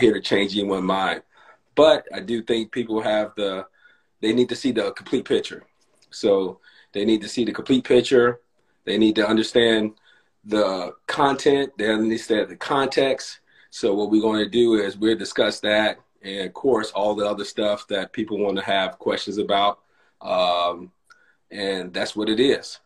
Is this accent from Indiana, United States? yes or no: yes; Gary, Indiana, United States; accent: little Southern twang; I came I came from Gary, Indiana, which is in the Midwest